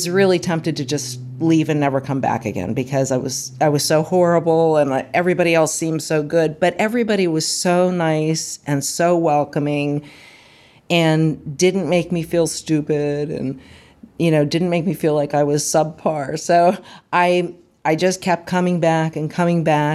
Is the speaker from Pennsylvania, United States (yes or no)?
yes; Moon Township, Pennsylvania, United States; moved away as an adult; now in Hopewell, United States; I'm originally from Moon Township, is where I grew up, and I live in Hopewell now.